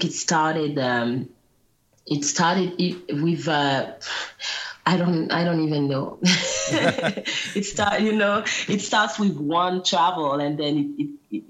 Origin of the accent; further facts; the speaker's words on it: Guadeloupe; English is a second language; I grew up in Guadeloupe. I wouldn't understand any English when I was little